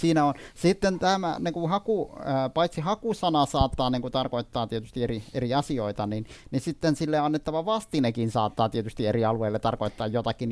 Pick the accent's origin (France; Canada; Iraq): Iraq; Finnish is a second language; now in Finland; Mä olen syntynyt Irakissa